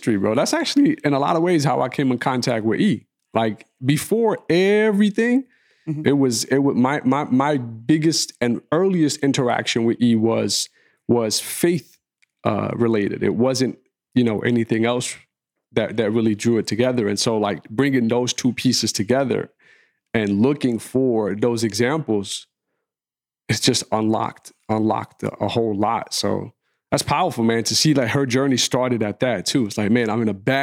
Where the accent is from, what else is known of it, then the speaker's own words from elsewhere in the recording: United States; growing up in America trying to maintain my faith as a Muslim, you know, because I spoke Arabic at home